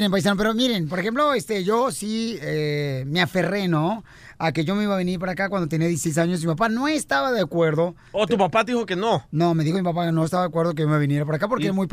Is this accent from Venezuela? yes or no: no; El Salvador; now in United States; No es cierto, yo nací en El Salvador.